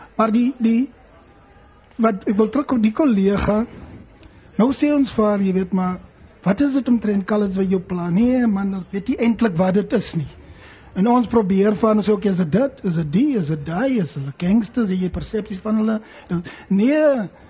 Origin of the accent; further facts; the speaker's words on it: Eastern Cape, South Africa; ons in die Ooskaap groot geword